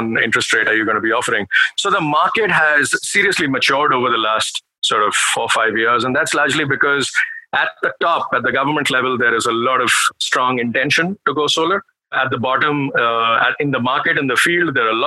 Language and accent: English; Delhi, India; moved away as an adult; also born or lived in Canada / United Kingdom; I grew up in Delhi in the 90s and early 2000s